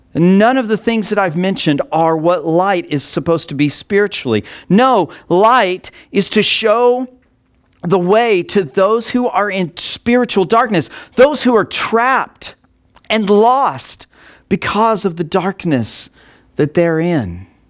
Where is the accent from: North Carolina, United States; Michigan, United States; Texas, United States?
Texas, United States; Texas Panhandle, United States; I grew up in the Texas Panhandle